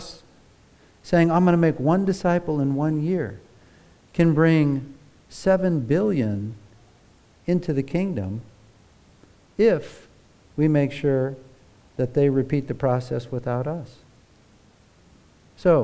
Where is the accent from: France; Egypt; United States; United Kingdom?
United States; moved away; Growing up in America, if you were in the church, all the little kids were taught to sing